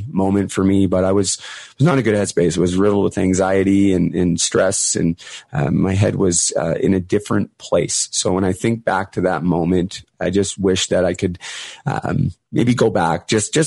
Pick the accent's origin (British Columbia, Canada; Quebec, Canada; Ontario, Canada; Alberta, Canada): British Columbia, Canada; Port Coquitlam; I grew up in Port Coquitlam, which is the hometown of Terry Fox, just outside of Vancouver